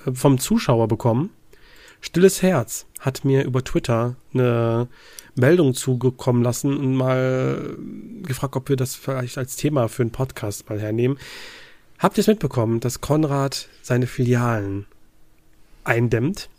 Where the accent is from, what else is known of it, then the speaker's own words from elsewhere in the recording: Ruhr area, North Rhine-Westphalia, Germany; moved away; ich komme aus, ursprünglich aus dem Ruhrgebiet